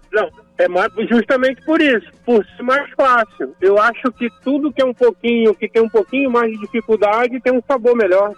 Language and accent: Portuguese; Nilópolis, Rio de Janeiro, Brazil; moved away as an adult; also born or lived in Tijuca, Rio de Janeiro / Petrópolis / São Paulo; now in São Paulo state, Brazil; Nascido e criado em Nilópolis, do lado da quadra da Beija-Flor